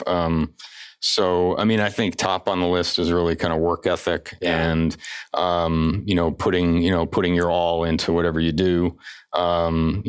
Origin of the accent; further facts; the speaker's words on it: Enfield, Connecticut, United States; I grew up in Connecticut. You know, born and raised in northern Connecticut